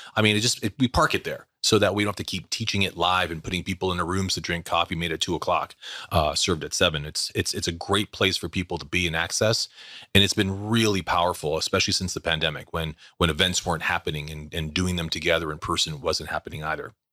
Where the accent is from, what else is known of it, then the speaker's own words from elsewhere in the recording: Canada; Born and raised in Canada